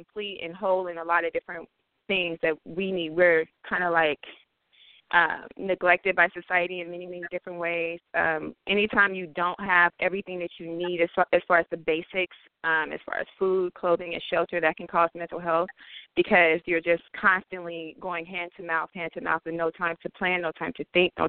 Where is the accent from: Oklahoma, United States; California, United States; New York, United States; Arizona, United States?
California, United States; Oakland; also born or lived in Vallejo, California; now in Oregon, United States; I was born in East Oakland, born and raised. Also lived in Vallejo partway of my life. Now I live in Oregon.